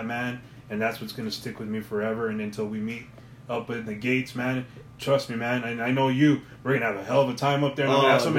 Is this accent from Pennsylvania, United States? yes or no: no; El Paso, Texas, United States; I'm from El Paso.